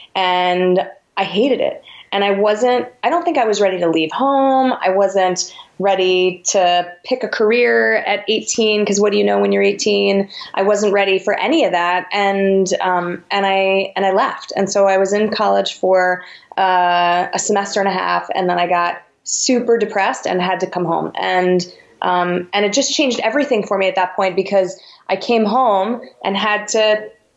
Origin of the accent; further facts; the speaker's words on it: Westchester, New York, United States; I grew up in New York, in the burbs, right outside the city, 20 minutes outside of Manhattan